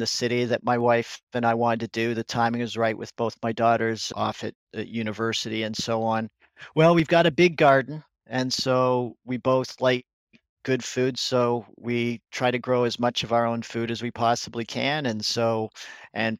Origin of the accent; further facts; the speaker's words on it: Canada; I'm a Canadian